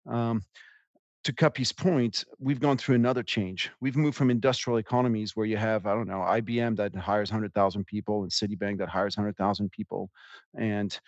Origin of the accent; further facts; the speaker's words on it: France; moved away; I grew up in France